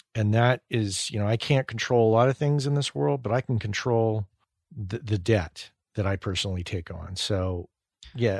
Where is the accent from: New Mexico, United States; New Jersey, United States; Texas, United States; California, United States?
New Mexico, United States; I grew up in New Mexico